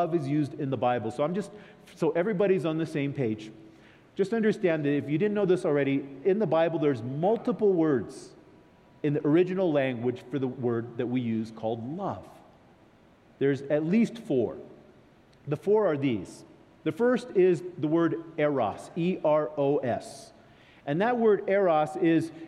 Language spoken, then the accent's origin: English; California, United States; I come from California.